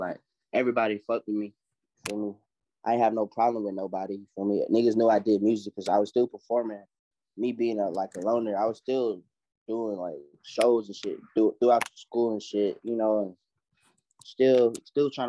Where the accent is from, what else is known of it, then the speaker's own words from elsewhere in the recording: Atlanta, Georgia, United States; I'm from Atlanta